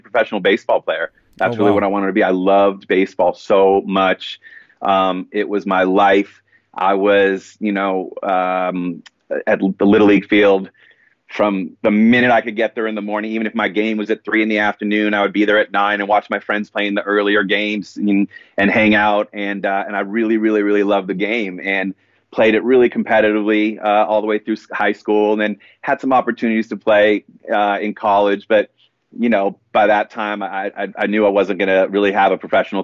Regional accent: Los Angeles, California, United States; Born and raised in Los Angeles. Been here pretty much my whole life

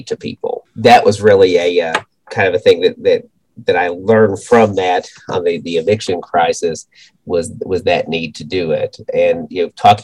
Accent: Monticello, Kentucky, United States; also born or lived in Covington, Kentucky; I grew up in Monticello, Kentucky, Wayne County, which borders Tennessee

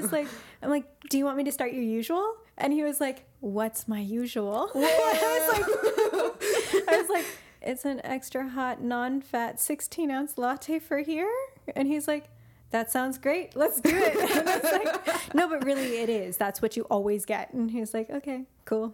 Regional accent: Santa Cruz, California, United States; I loved growing up in Santa Cruz

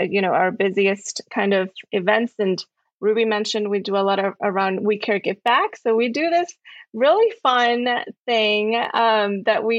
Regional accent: Peru; now in San Diego, United States; I was born and raised in Peru

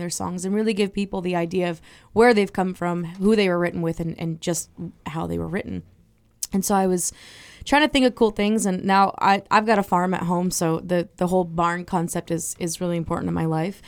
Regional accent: Swanzey, New Hampshire, United States; I'm from Swanzey, New Hampshire.

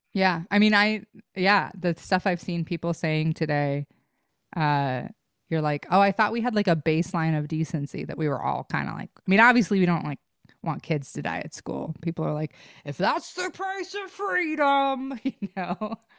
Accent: Idaho, United States; growing up in Idaho

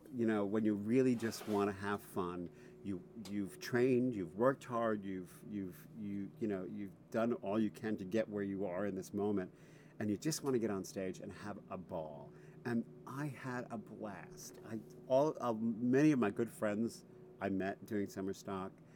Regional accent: Rockland County, New York, United States; also born or lived in Bronx, New York City; I was born in the Bronx, but then I, when I was five, we moved to Rockland County, which is about 20 minutes out of out of New York City

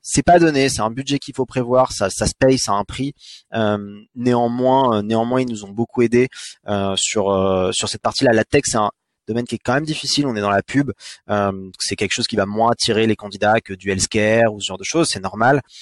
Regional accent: France; also born or lived in United States; on est français

